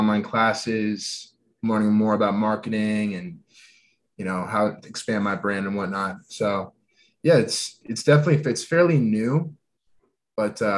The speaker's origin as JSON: {"language": "English", "town": "Minneapolis", "region": "Minnesota", "country": "United States", "tie": "born or raised there", "also_born_or_lived": "Boulder, Colorado", "said": "Minneapolis, Minnesota, that's where I grew up and still living here"}